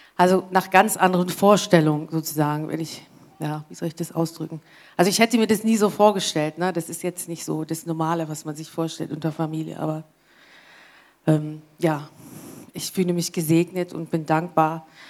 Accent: England, United Kingdom; German is a second language; moved away as an adult; now in Germany; ich komme ja aus England und da muss ich halt äh, nach Deutschland ziehen, habe ich ja gemacht, deswegen bin ich ja hier

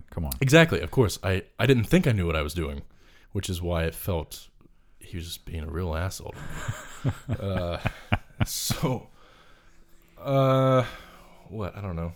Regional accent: North Carolina, United States; I'm from North Carolina.

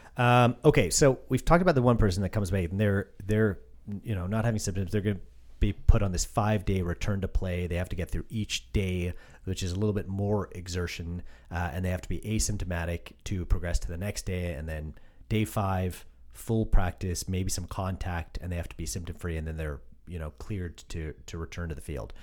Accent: Canada; I'm I'm Canadian

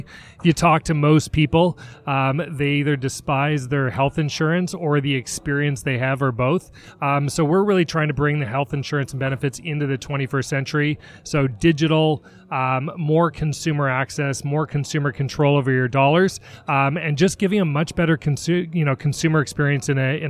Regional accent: Toronto, Ontario, Canada; now in Seattle, United States; I am born and raised in Toronto, in Canada. So you'll hear the A's and the out and abouts. Been in Seattle about 16 years.

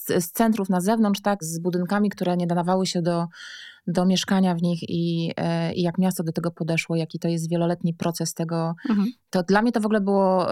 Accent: Warmian-Masurian Voivodeship, Poland; also born or lived in Warsaw; Ja pochodzę w ogóle z Warmii i Mazur

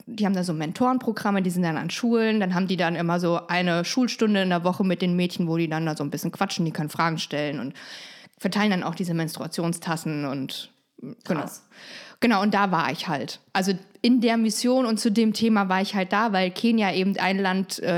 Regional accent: East Germany, Germany; Ich bin ja selber Ossi

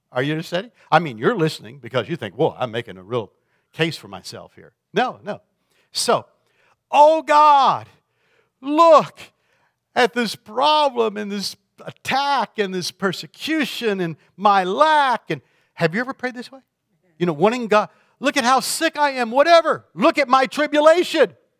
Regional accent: Florida, United States; now in Michigan, United States; I grew up in Florida

